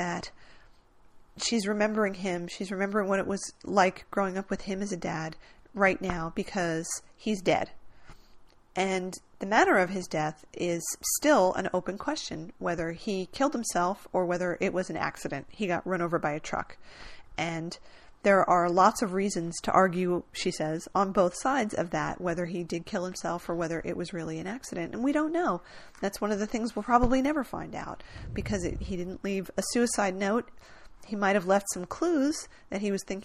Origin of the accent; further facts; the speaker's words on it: New Jersey, United States; I grew up in New Jersey